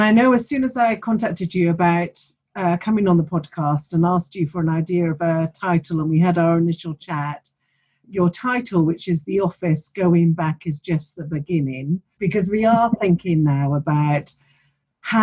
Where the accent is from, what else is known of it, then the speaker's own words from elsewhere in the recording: Bath, South West England, United Kingdom; Gainsborough Hotel in Bath, which is my hometown